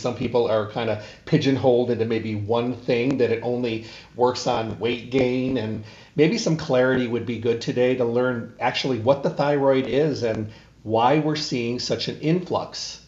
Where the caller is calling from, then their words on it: Arizona, United States; I'm calling from Arizona today and then up to Los Angeles tomorrow.